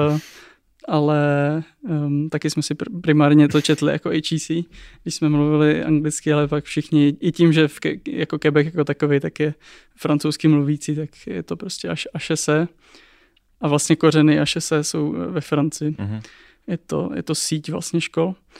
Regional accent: Czechia; jako Češi

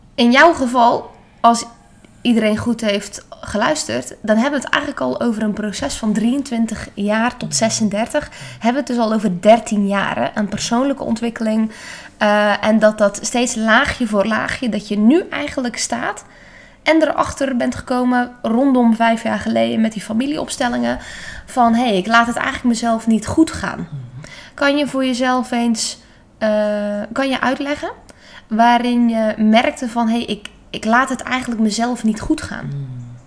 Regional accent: Netherlands

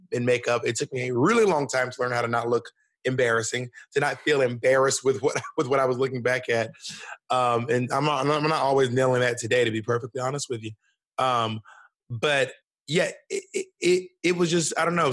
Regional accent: Columbus, Georgia, United States; moved away as an adult; also born or lived in Alabama / Mississippi / New York City; I was born in Columbus, Georgia. I was raised in Georgia, Alabama, and Mississippi, but mostly in Georgia

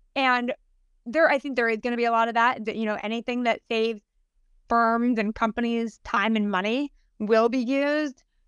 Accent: United States; proud of being American

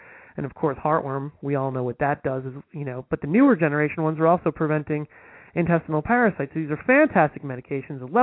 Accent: Northeast New Jersey, United States; I'm from Northeast New Jersey

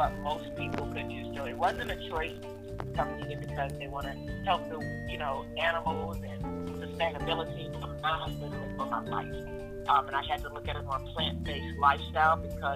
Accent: Fort Lauderdale, Florida, United States; moved away; also born or lived in Atlanta area; I'm from Fort Lauderdale

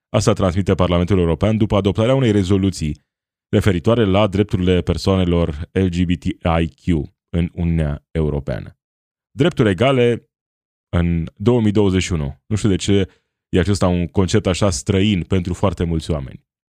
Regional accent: Romania

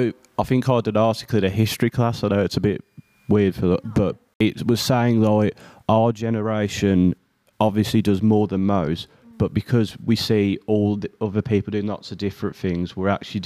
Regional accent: Birmingham, West Midlands, United Kingdom; accent: Birmingham; I'm from Birmingham.

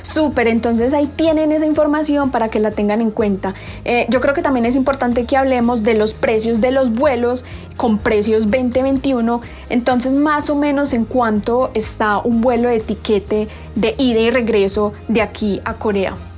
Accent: Colombia; para los colombianos

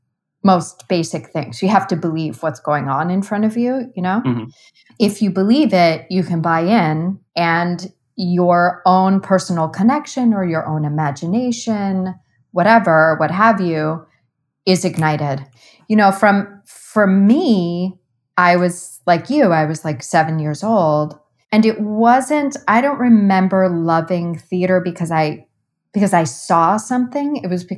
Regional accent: Cleveland, Ohio, United States; I grew up in Cleveland, Ohio

